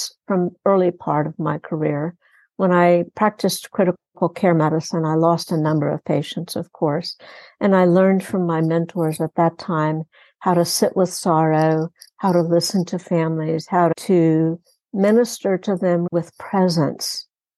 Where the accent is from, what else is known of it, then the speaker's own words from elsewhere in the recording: Texas Gulf Coast, United States; also born or lived in Houston, Texas; I grew up on the Texas Gulf Coast in an industrial city, and I've spent most of my adult life in Houston